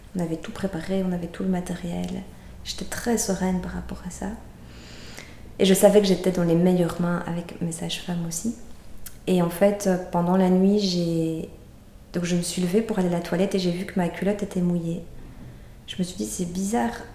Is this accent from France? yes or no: no; Brussels, Brussels-Capital Region, Belgium; moved away as an adult; on est bruxellois, on avait quitté Bruxelles